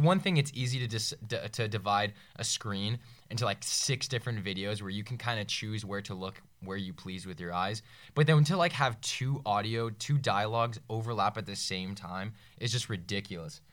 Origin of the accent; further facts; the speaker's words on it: Northern Virginia, United States; from Northern Virginia